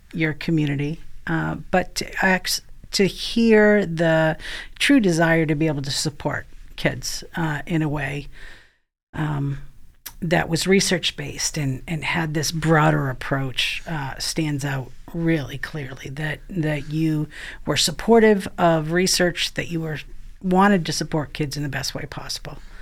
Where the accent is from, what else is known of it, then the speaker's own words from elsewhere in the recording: Maine, United States; So I actually am from Maine, um, which some of you may be able to pick up in my accent